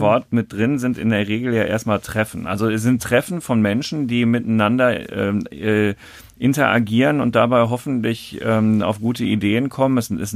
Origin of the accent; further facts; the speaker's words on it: Dortmund, North Rhine-Westphalia, Germany; ich äh, gebürtiger Dortmunder bin